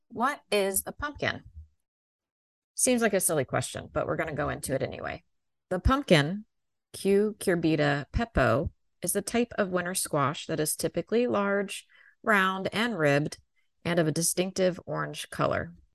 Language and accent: English; Maryland, United States; Growing up in Maryland